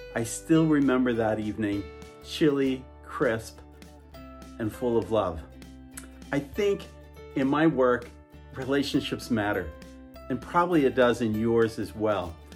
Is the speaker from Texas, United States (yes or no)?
no; Phoenix, Arizona, United States; I grew up in Phoenix, Arizona.